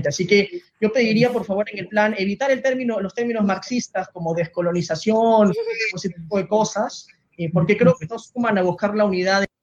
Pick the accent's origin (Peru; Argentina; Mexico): Peru; nos hace a nosotros como peruanos